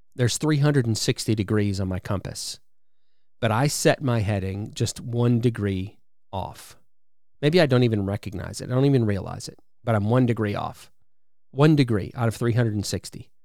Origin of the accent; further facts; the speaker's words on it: Wisconsin, United States; now in Alabama, United States; I live in Alabama now, but I'm originally from Wisconsin.